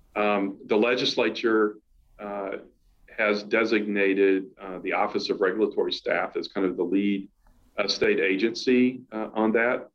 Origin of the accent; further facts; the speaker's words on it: South Carolina, United States; moved away as an adult; although I'm from South Carolina, I had not really been in the state in, in about 10 years